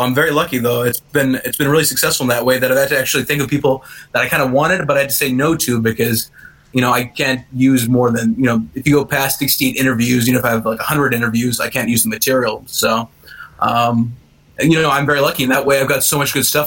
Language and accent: English; Columbus, Ohio, United States; I'm a writer from Columbus, Ohio